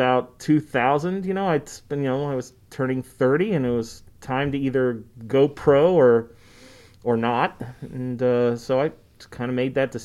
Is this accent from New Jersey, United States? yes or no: no; Bellingham, Washington, United States; moved away as an adult; also born or lived in Seattle, Washington; now in Boise, United States; I'm from Bellingham, Washington. I moved to Bellingham, Washington when I was in, you know, middle school, and I went through high school there.